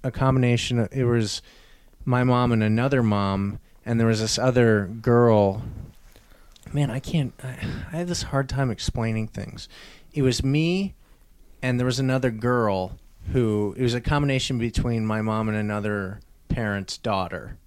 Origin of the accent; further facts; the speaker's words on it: Albuquerque, New Mexico, United States; also born or lived in Wisconsin; I was born in Wisconsin and then lived in Albuquerque, New Mexico